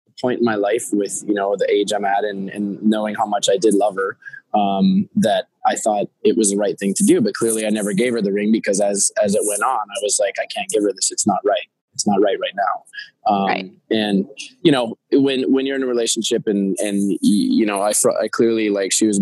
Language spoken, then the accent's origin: English; New York City, New York, United States; as a New Yorker and studying acting here